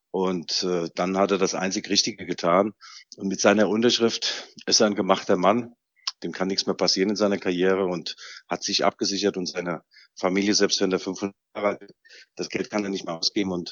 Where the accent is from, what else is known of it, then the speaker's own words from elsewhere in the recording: Leipzig, Saxony, Germany; Ich bin auch Leipziger.